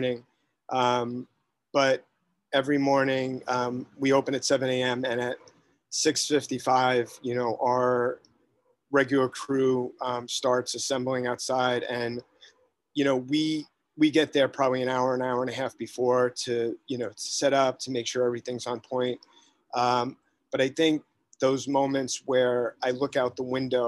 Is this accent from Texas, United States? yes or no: no; New York City, New York, United States; I grew up in Greenwich Village, specifically in Soho, in the 70s and 80s.